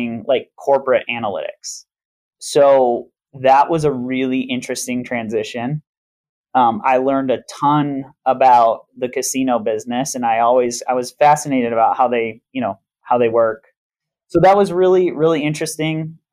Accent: Grand Rapids, Michigan, United States; moved away as an adult; also born or lived in Minneapolis, Minnesota; now in Las Vegas, United States; I'm from Grand Rapids, Michigan. I grew up in Grand Rapids, Michigan

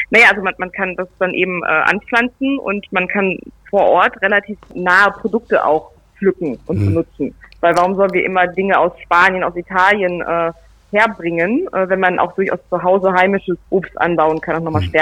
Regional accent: Nienburg, Lower Saxony, Germany; Und ich habe mich dann natürlich bei mir in meiner Heimat umgehört und gefragt bei den Städten natürlich

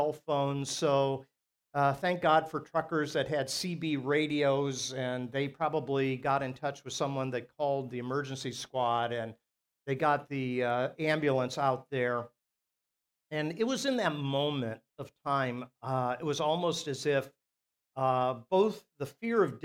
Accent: Akron, Ohio, United States; Where I grew up in Akron, there was a church two doors up

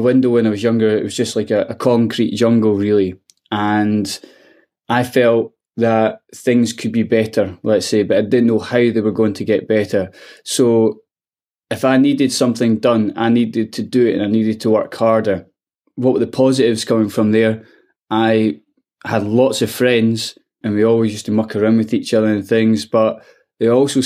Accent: Edinburgh, Scotland, United Kingdom; it's a disadvantaged area of Edinburgh called Pilton, and amazing people there. I got brought with lifelong friends and things, but I found it really, really tough. You had to grow up quite fast

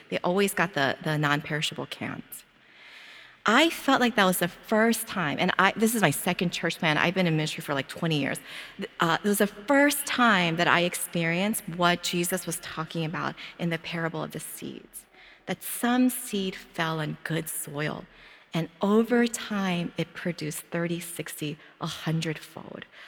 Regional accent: Philadelphia, Pennsylvania, United States; moved away as an adult; now in Hawaii, United States; as soon as I open up my mouth, they all know that I'm from Philadelphia

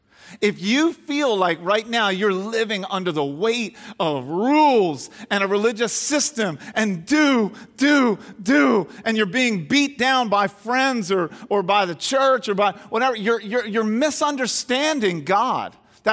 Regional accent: Garnet Valley, Pennsylvania, United States; I grew up near Garnet Valley, and my closest friend was Kurt Twiddell.

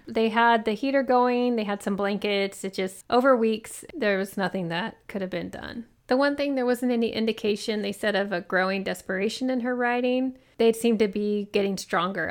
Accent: Oklahoma, United States; I grew up in Oklahoma

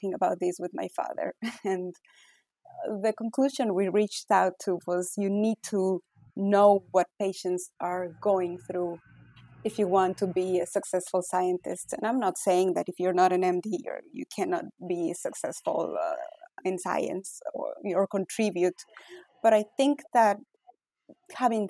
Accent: Ecuador; English is a second language; moved away as an adult; now in United States; I was born in Ecuador, born and raised. I went to medical school in Ecuador

